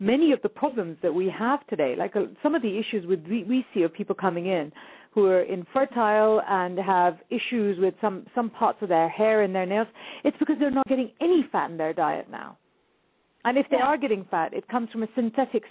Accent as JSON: {"language": "English", "country": "India", "said": "I'm Indian"}